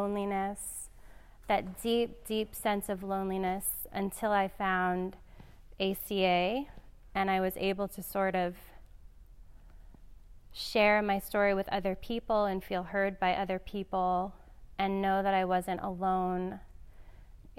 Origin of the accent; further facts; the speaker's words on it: New York City, New York, United States; I grew up in Staten Island